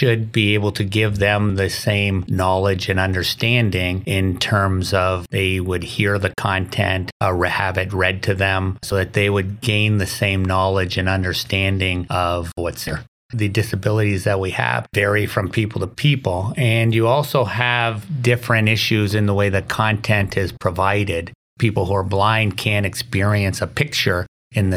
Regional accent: Canada; moved away as an adult; also born or lived in Windsor, Canada; now in Oswego, United States; I'm originally from Canada

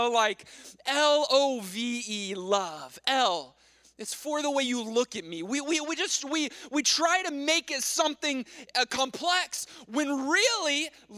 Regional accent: Texas, United States; moved away; I'm from Texas

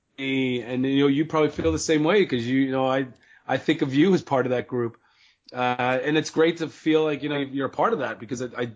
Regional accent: Philadelphia, Pennsylvania, United States; moved away as an adult; now in Boston, United States; I grew up in Northeast Philly

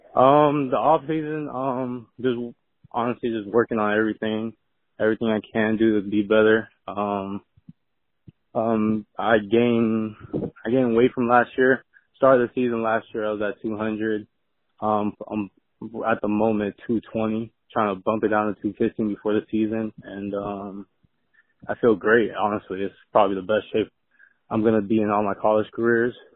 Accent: Miami, Florida, United States; moved away; I'm from Miami

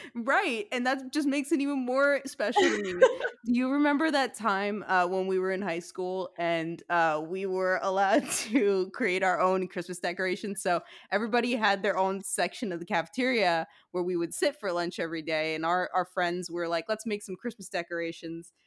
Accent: New York City, New York, United States; moved away; I grew up in Diker Heights, very close to Bensonhurst

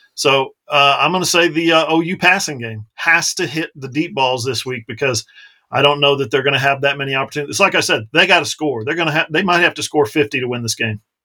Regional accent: Alaska, United States; now in Oklahoma, United States; I'm from Alaska

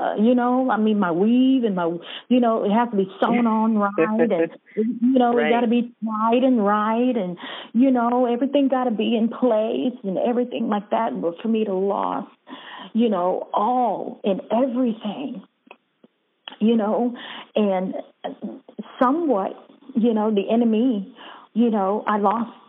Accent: Bahamas; moved away; I was born in Bahamas

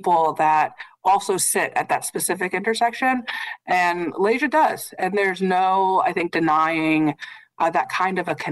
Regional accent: a town about an hour from South Bend, Indiana, United States; moved away as an adult; also born or lived in Minnesota; I'm not from South Bend. I'm from a town about an hour from South Bend, very small. But I did play against Skylar Diggins growing up

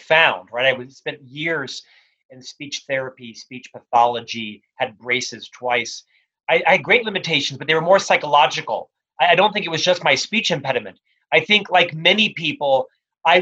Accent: Orlando, Florida, United States; moved away as an adult; also born or lived in Provo, Utah; now in Salt Lake City, United States; I originally was born and raised in Orlando, Florida

